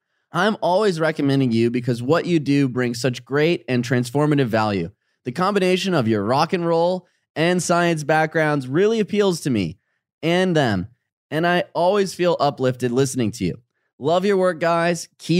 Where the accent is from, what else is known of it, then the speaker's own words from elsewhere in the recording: England, United Kingdom; now in Australia; I'm from England and immigrated to Australia, and I'm about to move to a new area for the fourth time.